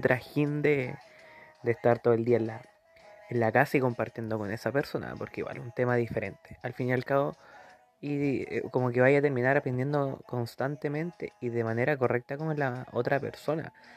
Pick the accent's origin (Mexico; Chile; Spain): Chile; Curicó, Maule; soy de Curicó, de la séptima región